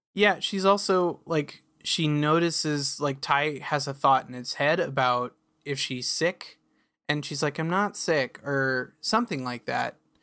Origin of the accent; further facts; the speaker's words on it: near Redmond, Washington, United States; When I was growing up near Redmond